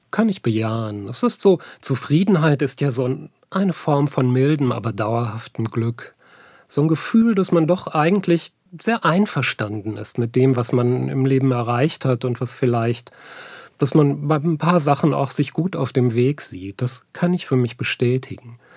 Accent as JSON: {"language": "German", "region": "North Rhine-Westphalia", "country": "Germany", "tie": "born or raised there", "said": "Ich bin ja eigentlich aus dem Ruhrgebiet und in der Zeit der Deindustrialisierung aufgewachsen."}